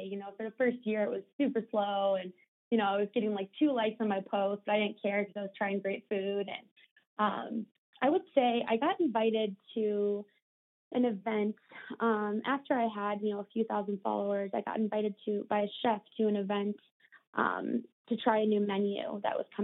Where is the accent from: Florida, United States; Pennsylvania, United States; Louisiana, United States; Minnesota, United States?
Minnesota, United States; Minneapolis; born there; also born or lived in Ohio; I was born in Minneapolis and I moved around a few times and went to school in Ohio, um, but moved back here after college.